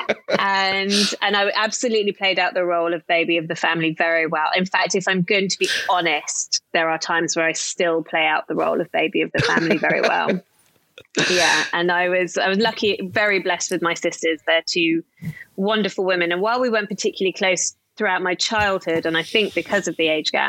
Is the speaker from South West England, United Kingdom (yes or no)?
yes; Somerset, South West England, United Kingdom; I grew up in the middle of Somerset in the UK.